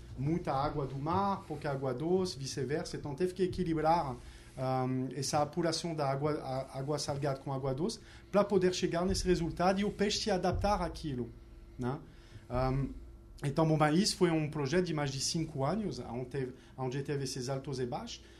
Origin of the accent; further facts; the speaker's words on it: France; accent: French; Portuguese is a second language; moved away as an adult; also born or lived in New York, United States; now in Rio de Janeiro, Brazil; me contagiou como francês